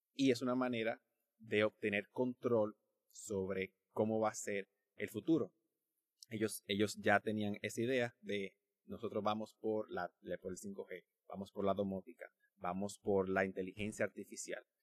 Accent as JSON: {"language": "Spanish", "country": "Dominican Republic", "also_born_or_lived": "China", "said": "nosotros como dominicanos, eh, vamos a decir, normales"}